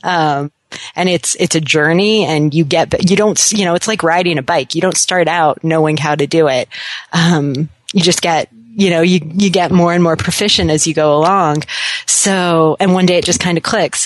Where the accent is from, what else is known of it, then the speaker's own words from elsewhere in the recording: Seattle, Washington, United States; also born or lived in Florida; I lived in Florida for a little bit as a kid, but uh, I consider myself a Seattleite